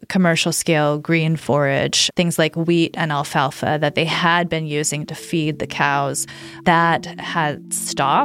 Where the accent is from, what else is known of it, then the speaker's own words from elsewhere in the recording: Tucson, Arizona, United States; I'm from Arizona, I'm from Tucson